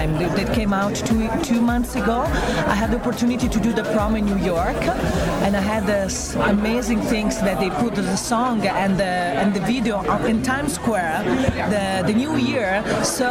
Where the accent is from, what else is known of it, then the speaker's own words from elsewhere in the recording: Italy; also born or lived in Eritrea; I come from Italy, my original from Eritrea